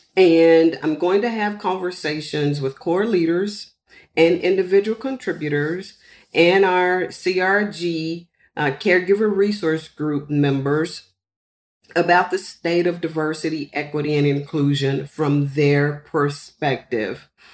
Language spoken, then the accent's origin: English; San Antonio, Texas, United States; growing up in San Antonio with a large Hispanic population, um, and then also with military parents